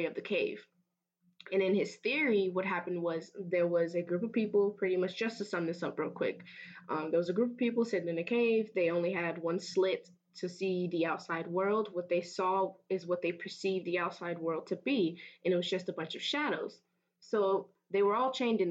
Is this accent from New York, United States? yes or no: no; Fort Myers, Florida, United States; moved away as an adult; I transfer here from my hometown of Fort Myers